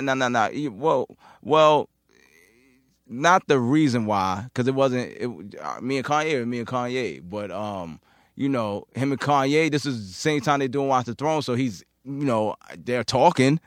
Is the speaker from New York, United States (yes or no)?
yes; New York City, New York, United States; I'm from Queens